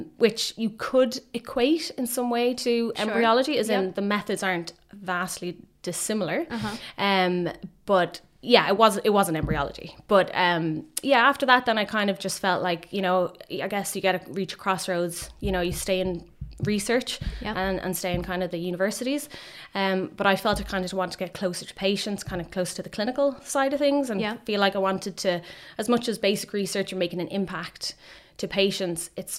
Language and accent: English; Roundwood, County Wicklow, Ireland; also born or lived in Dublin; I'm Irish. I'm from Wicklow. I grew up in Wicklow, outside in Roundwood